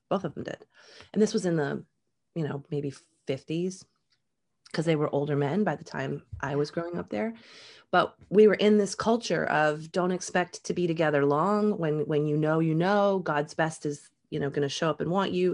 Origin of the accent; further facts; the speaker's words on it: Jacksonville, Florida, United States; also born or lived in Upper Michigan, United States; And then we moved to Florida and I joined, my family joined a um, Southern Baptist